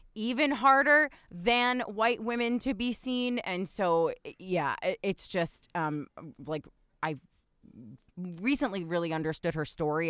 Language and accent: English; New Jersey, United States; I grew up in New Jersey